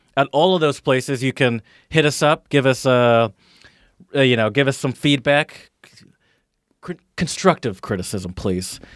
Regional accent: United States; I'm American

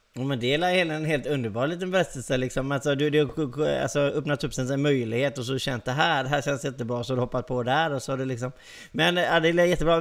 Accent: Gothenburg, Västra Götaland, Sweden; accent: Gothenburg dialect; jag är göteborgare då. Måste jag ju betona med att prata lite göteborgska.

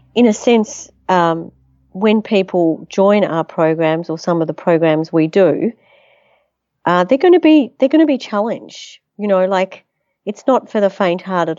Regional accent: Melbourne, Victoria, Australia; also born or lived in Netherlands / United States; I was born in Holland, actually, came to Australia when I was one, to, uh, so my, my parents are Holocaust survivors, um, My grandmother invented the very first foldable umbrella. My grandfather was an acclaimed sculptor, and his work resides in the great galleries around the world. I was educated in Melbourne

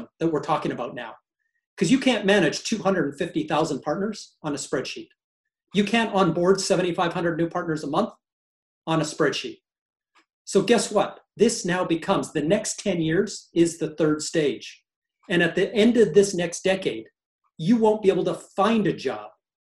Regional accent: Canada; as a Canadian

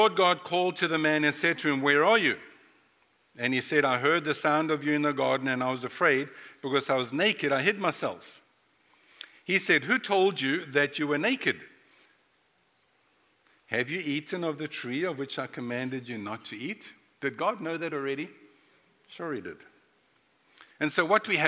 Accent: Durban, KwaZulu-Natal, South Africa; moved away as an adult; also born or lived in North Carolina, United States; now in Florida, United States; I was born and raised in South Africa

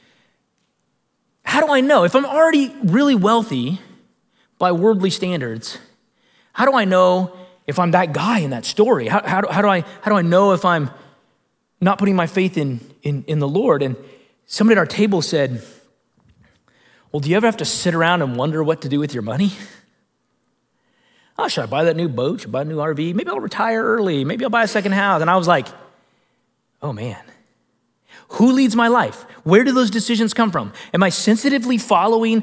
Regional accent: United States; American Christians

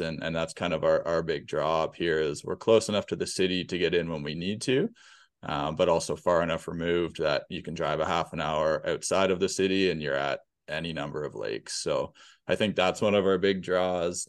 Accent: Peterborough, Ontario, Canada; also born or lived in Hamilton; Peterborough is my, is my hometown. This is where I was born and raised

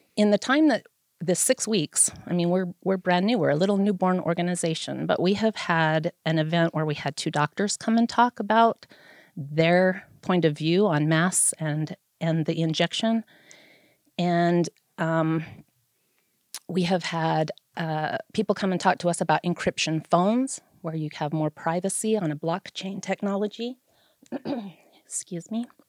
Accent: Vernal, Utah, United States; I am a lifelong resident of Vernal. I was born here in the Uena County Hospital

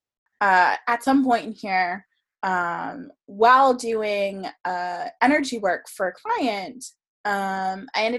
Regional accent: South Florida, United States; I grew up in South Florida

